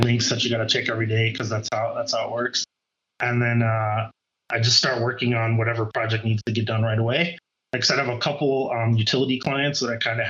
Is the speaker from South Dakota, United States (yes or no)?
yes; South Dakota, United States; moved away as an adult; now in Colorado, United States; I grew up in the middle of the country in South Dakota